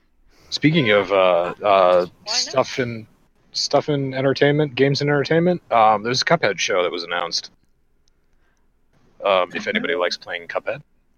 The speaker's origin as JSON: {"language": "English", "country": "Ireland", "said": "It's okay for me to say these things because I'm Irish."}